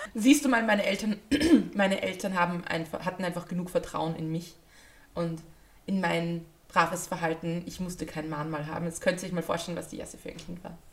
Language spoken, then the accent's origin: German; Austria; als Österreicherin